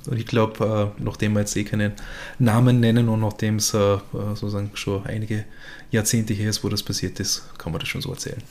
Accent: Göfis, Vorarlberg, Austria; nach Göfis, in die äh, kleine Gemeinde, wo ich her bin.

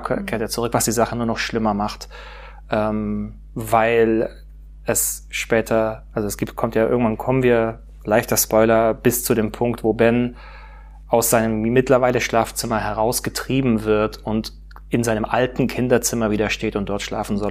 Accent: Pforzheim, Baden-Württemberg, Germany; now in Stuttgart, Germany; ich bin aufgewachsen in Pforzheim

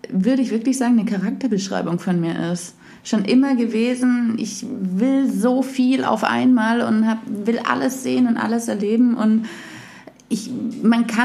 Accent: Ravensburg, Baden-Württemberg, Germany; moved away as an adult; also born or lived in Munich / Southern France; now in Cologne, Germany; Ich komme aus Ravensburg. Ah, das ist ganz im Süden. Ganz im Süden unten, genau, am Bodensee. Ah, krass. Und habe dann in München studiert, habe dann lange in München gelebt und dann bin ich ganz kurz nach Südfrankreich gezogen

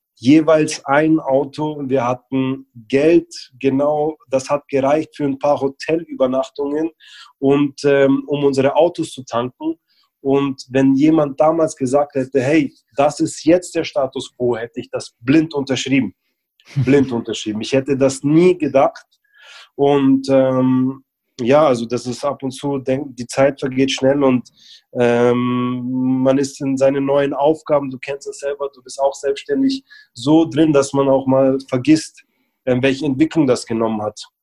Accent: Ingolstadt, Bavaria, Germany; moved away; also born or lived in Berlin; da ich und mein Geschäftspartner gebürtig aus Ingolstadt sind

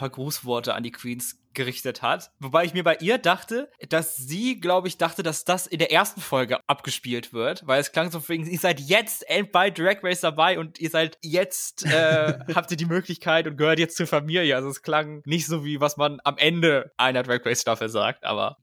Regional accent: Germany; bei uns in Deutschland

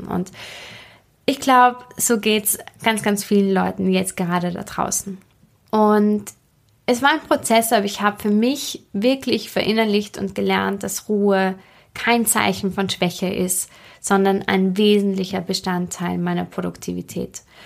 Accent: Austria; bei uns in Österreich

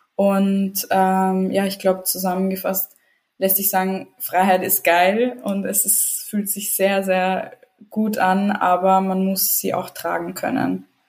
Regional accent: Vienna, Austria; first language Serbian; German is a second language; ich bin in Wien geboren, aufgewachsen ähm, ja, meine Eltern sind aus Serbien

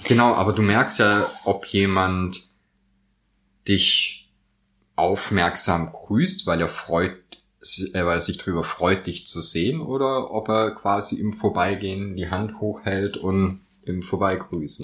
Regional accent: Swabia, Baden-Württemberg, Germany; moved away; also born or lived in Northern Germany; als Schwabe ist mir natürlich auch das Gell in die Wiege gelegt

